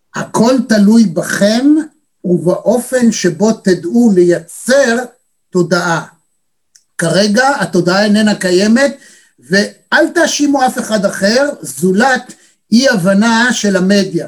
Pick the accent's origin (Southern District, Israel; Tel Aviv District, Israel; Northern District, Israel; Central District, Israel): Tel Aviv District, Israel; Tel Aviv; אנחנו התל אביבים